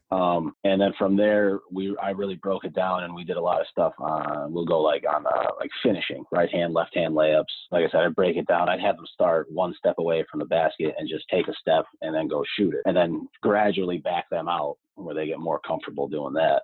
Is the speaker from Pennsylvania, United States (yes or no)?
yes; Scranton, Pennsylvania, United States; I am from Scranton, Pennsylvania, so northeast part of Pennsylvania